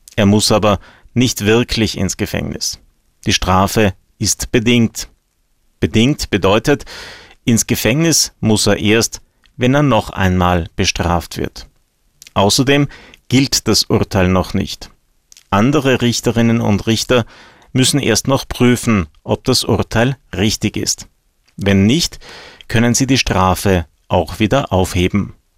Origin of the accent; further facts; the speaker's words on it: Austria; bei uns in Österreich